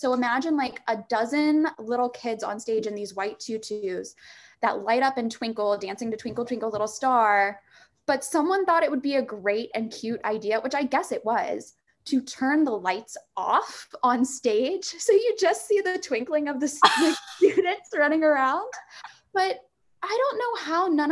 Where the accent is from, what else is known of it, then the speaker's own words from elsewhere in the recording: Staunton, Virginia, United States; moved away as an adult; also born or lived in New York; From 5 to 18, yeah, I grew up dancing in Central Virginia in just a little town called Stanton outside of Charlottesville